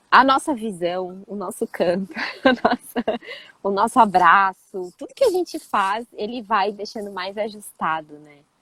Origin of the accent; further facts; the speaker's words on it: São Paulo, Brazil; also born or lived in Rio de Janeiro / Petrópolis; eu nasci no Rio e eu morei em Petrópolis, e aí eu tava começando, era muito pequenininha. E aí, é, assim, instantaneamente a minha vida mudou, porque os meus pais se separaram e eu fui para São Paulo